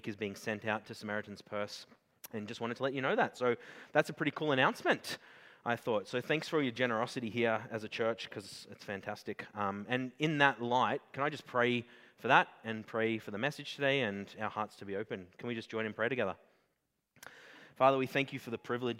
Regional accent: Australia; I'm Australian

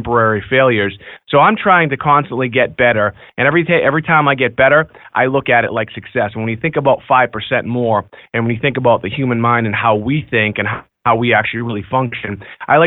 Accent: Beverly, Massachusetts, United States; I grew up right here in Beverly, Massachusetts. I grew up in the projects

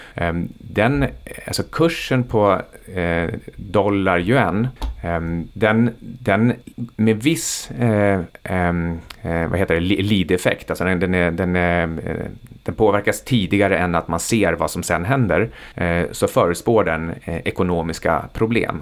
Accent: Sweden; för oss som är svenskar.

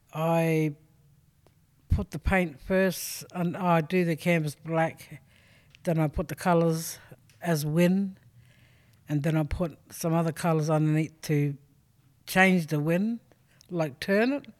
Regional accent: South Australia, Australia; I'm originally from Sojourner, but born Purigasta.

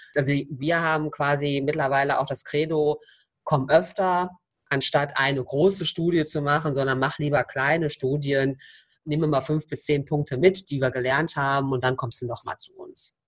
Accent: Croatia; Ich bin Kroatin

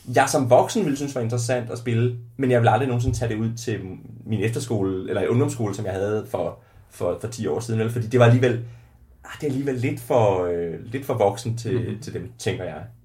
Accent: Ringkøbing, Central Denmark Region, Denmark; i Ringkøbing, hvor jeg er fra

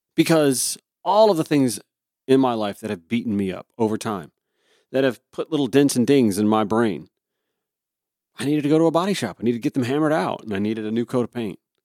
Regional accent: Augusta, Georgia, United States; moved away; back in my hometown of Augusta

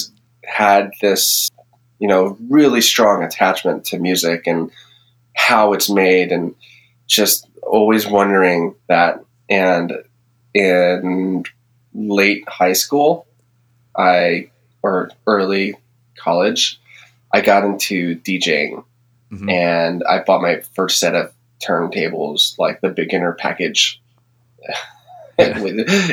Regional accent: San Francisco, California, United States; now in Nevada, United States; I grew up in the Bay Area, San Francisco.

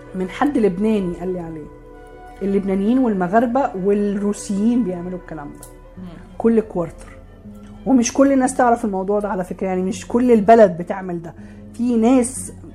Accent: Alexandria, Alexandria Governorate, Egypt; عندنا في اسكندريه

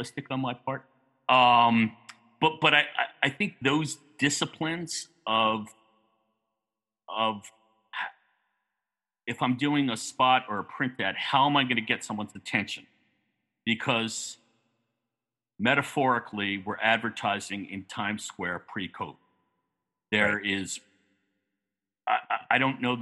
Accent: New York, United States; growing up in New York

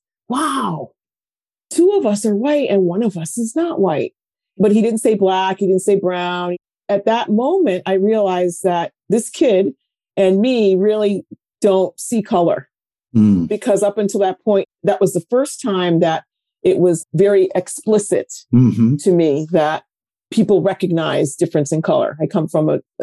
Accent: Connecticut, United States; also born or lived in New York tri-state area; now in New York, United States; I'm a New Yorker, born here in the tri-state area. Moved to Connecticut at a very young age. I think I was 8 or so, and have been here ever since

